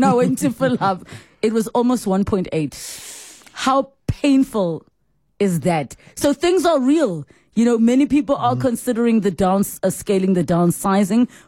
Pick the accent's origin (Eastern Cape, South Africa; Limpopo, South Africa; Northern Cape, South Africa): Limpopo, South Africa; I'm from Limpopo